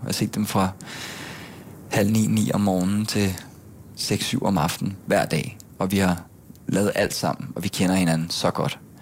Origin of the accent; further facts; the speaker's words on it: Gilleleje, Capital Region of Denmark, Denmark; moved away as an adult; also born or lived in Bornholm; now in Copenhagen, Denmark; så flyttede vi alle sammen til Gilei oppe i Nordsjælland, øh, hvor jeg så voksede op og gik i folkeskole, og gik på gymnasiet i Helsing